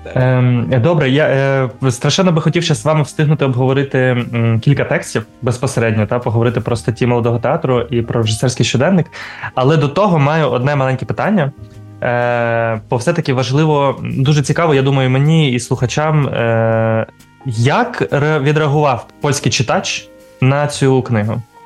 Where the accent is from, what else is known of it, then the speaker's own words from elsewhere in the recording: Kharkiv, Kharkiv Oblast, Ukraine; moved away; все дитинство і юність провів в кількосот метрах від будинку слова